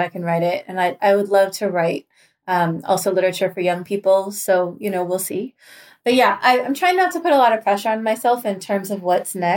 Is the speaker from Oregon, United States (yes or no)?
yes; Southern Oregon, United States; moved away as an adult; also born or lived in Seattle, Washington; now in Washington, D.C. area, United States; I was born and adopted in Seattle, and I spent like most of the first 18 years of my life in a little town in Southern Oregon